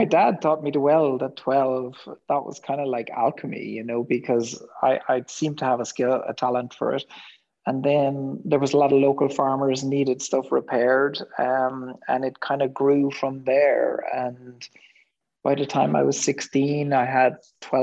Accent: West Cork, Munster, Ireland; I grew up in West Cork in Ireland in the 1970s

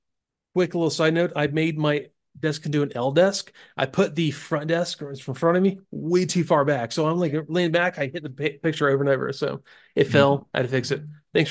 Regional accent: Florida, United States; I say it's because she's from Oregon and I'm from Florida, and people in the South, especially the Southeast, are so much different than people anywhere else in the U.S.

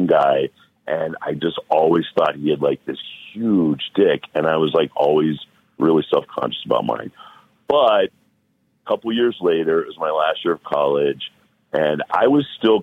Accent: Cleveland, Ohio, United States; moved away; also born or lived in Miami; I'm from Cleveland, Ohio

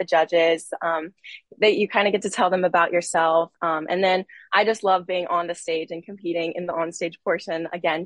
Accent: Panama City Beach, Florida, United States; I am originally from Panama City Beach, Florida

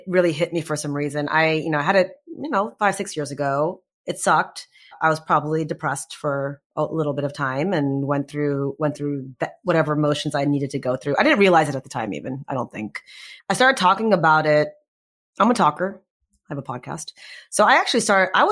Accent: Texas, United States; I'm from Texas

